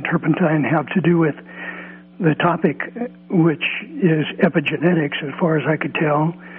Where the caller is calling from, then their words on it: California, United States; From Southern Humboldt.